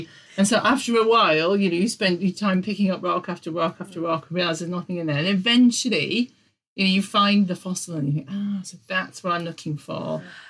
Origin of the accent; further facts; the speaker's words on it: Yorkshire and the Humber, United Kingdom; moved away; I'm originally from North Yorkshire, and Whitby was a place that we used to go quite a lot when I was a kid.